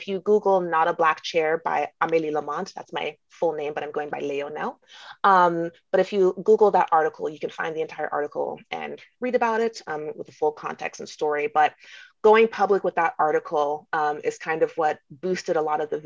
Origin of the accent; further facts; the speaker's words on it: Jamaica; I'm Jamaican.